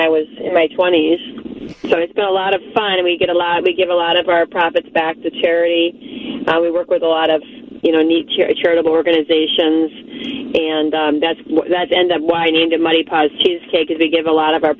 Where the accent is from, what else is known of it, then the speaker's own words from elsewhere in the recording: Chicago, Illinois, United States; moved away as an adult; also born or lived in Twin Cities, Minnesota; I was born in Chicago and grew up there